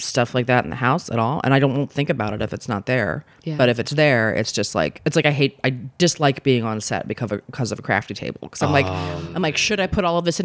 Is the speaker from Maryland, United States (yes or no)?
yes; Maryland, United States; I grew up in, I'm from Maryland originally.